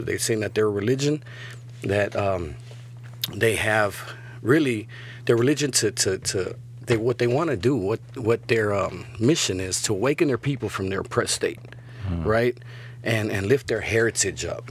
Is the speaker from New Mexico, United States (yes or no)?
no; Chicago, Illinois, United States; now in Laredo, United States; I'm from Chicago